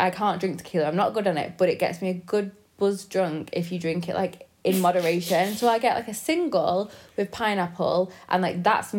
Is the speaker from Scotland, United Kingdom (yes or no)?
no; Manchester, North West England, United Kingdom; accent: Mancunian; I'm from Manchester.